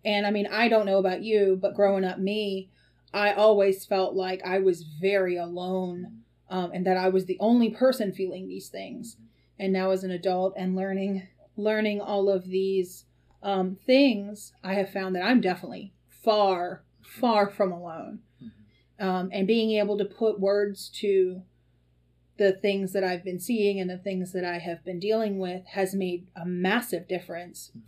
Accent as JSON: {"language": "English", "region": "the South", "country": "United States", "tie": "born or raised there", "said": "as a girl growing up in the South"}